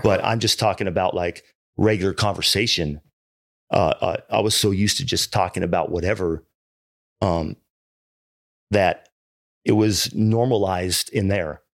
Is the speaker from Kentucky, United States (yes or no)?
no; Irvine, California, United States; also born or lived in Hawaii; I grew up in Irvine, man, and, and, uh, I was an only child